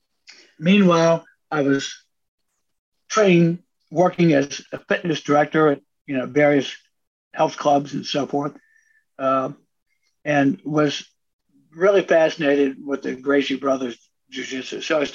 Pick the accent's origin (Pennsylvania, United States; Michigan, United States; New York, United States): Pennsylvania, United States; Carlisle; And, of course, I grew up in farmland in Carlisle, Pennsylvania, and no basketball, so I never developed the skills.